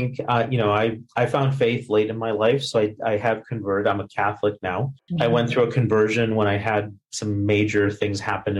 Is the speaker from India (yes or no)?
yes; India; moved away; also born or lived in Missouri, United States; I was born in India